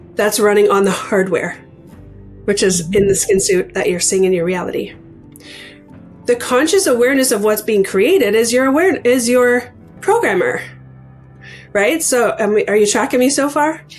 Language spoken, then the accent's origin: English; Canada; also born or lived in Ontario, Canada; I am a Canadian. I live in Ontario, Canada.